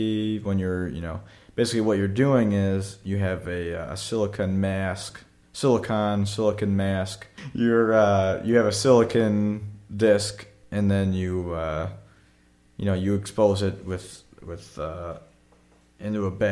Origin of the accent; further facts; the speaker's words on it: United States; we're American